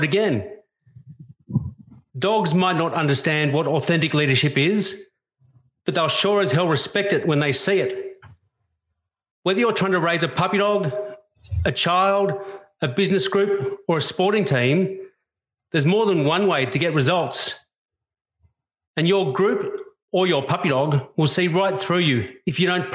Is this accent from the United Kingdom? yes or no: no; Australia; I love being an Australian